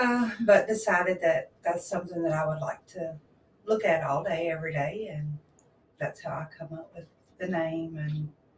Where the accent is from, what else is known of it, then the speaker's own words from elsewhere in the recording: Gibson County, Tennessee, United States; I was born and raised in Gibson County